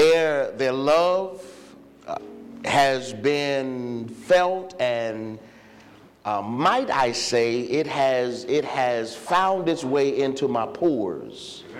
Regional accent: Virginia, United States; I'm just a country boy. You heard him say I'm from Virginia.

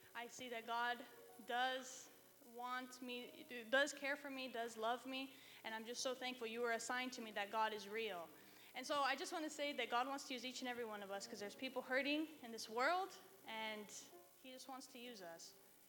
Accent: Reno, Nevada, United States; I'm from Reno. I go to the university there

